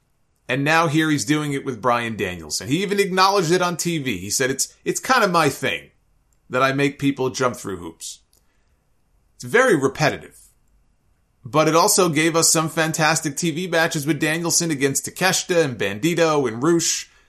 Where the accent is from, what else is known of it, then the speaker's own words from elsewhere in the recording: Winnipeg, Manitoba, Canada; Remember, I'm from Winnipeg, you idiot.